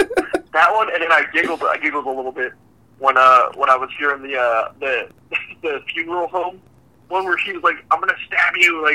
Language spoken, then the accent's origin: English; California, United States; us growing up in California.